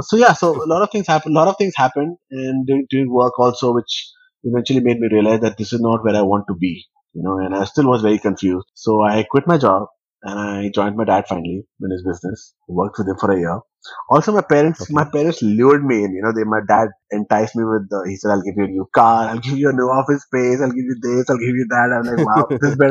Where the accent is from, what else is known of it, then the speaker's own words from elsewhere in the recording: West Bengal, India; now in Delhi, India; So technically I'm a South Indian, though I live in Delhi, and I was born in West Bengal